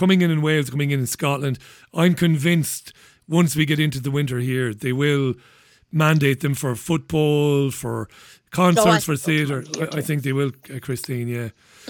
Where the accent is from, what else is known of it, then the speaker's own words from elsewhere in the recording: Waterford, Munster, Ireland; I grew up with him in Ballybeg in Waterford.